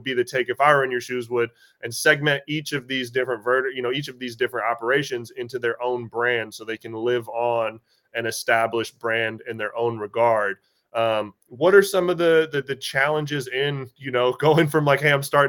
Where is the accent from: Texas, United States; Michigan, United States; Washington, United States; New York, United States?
Washington, United States; I'm from Washington.